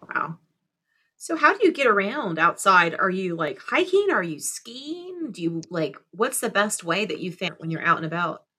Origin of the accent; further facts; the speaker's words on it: South Florida, United States; I'm from South Florida.